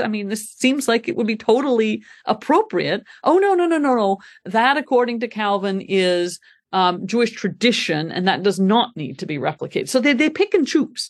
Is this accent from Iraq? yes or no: no; Montreal, Quebec, Canada; moved away as an adult; also born or lived in Scotland; now in Grand Rapids, United States; I am from Canada originally, born and brought up in Montreal.